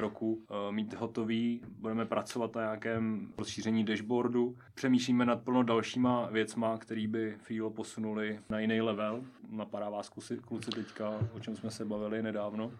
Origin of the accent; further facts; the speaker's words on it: Nová Paka, Hradec Králové Region, Czechia; moved away as an adult; now in Pardubice, Czech Republic; z nové paky pocházím a hrdě se k ní hlásím